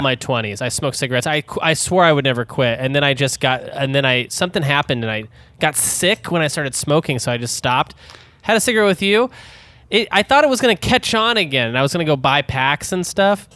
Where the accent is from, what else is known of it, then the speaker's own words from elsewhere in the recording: Denton, Texas, United States; also born or lived in Dallas; I'm from Denton